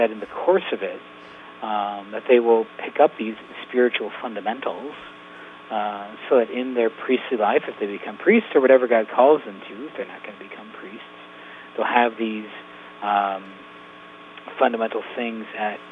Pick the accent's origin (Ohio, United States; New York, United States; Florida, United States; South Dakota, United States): South Dakota, United States; Yankton; Bob Winter's basketball camp in Yankton, I used to go to growing up because it was in Yankton, and I'm from Yankton.